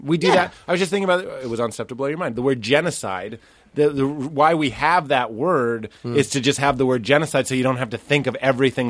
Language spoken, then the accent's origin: English; New Orleans, Louisiana, United States; so I'm from New Orleans.